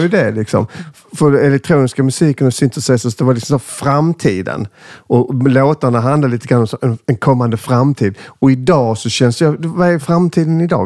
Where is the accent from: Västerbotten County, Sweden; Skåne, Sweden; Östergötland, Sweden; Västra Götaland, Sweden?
Skåne, Sweden; accent: Scanian (skånska); jag är ju jättepatriotisk, ännu mer när jag är i liksom, Stockholm som nu, för då överdriver jag min skånska